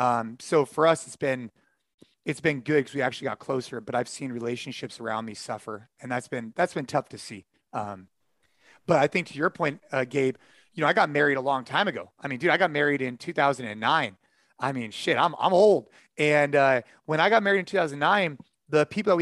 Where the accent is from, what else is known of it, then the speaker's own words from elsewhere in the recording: California, United States; moved away; our family and close friends are definitely in California because that's where I grew up